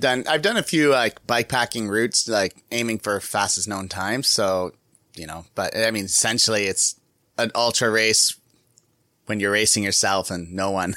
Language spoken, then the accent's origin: English; Canada; I'm from Canada